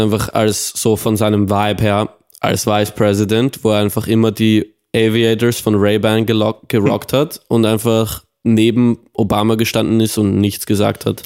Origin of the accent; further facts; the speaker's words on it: Austria; wir sind aus Austria